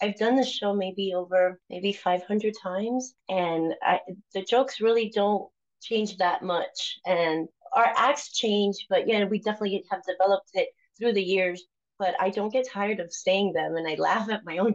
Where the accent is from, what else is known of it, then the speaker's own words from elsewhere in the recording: Miami, Florida, United States; English is a second language; moved away as an adult; also born or lived in Cuba; now in Kansas City, United States; I was born in Cuba and raised in Miami.